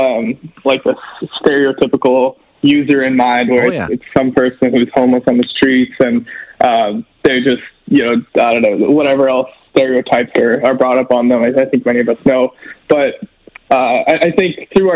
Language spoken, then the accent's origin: English; Edmonton, Alberta, Canada; I grew up here in Millwoods. I've been in Edmonton my whole life